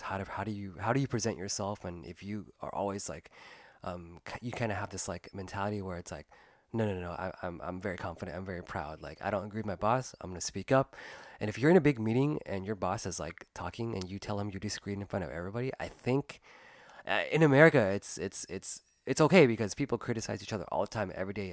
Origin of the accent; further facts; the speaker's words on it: United States; I was born and raised here in the United States